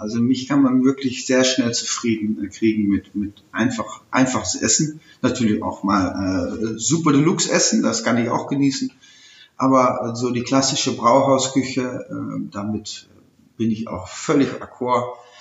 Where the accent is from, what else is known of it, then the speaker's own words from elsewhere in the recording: Netherlands; German is a second language; moved away as an adult; also born or lived in Aachen, Germany; now in Germany; als Niederländer